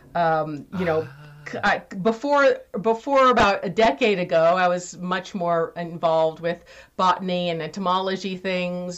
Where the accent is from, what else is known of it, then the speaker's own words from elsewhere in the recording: California, United States; I had horses and rode around Lake Tahoe, where I grew up in California